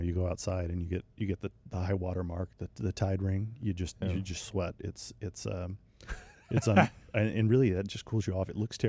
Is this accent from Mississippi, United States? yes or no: yes; Mississippi, United States; also born or lived in Louisiana; I grew up in Mississippi. Yeah, Mississippi. Same spot.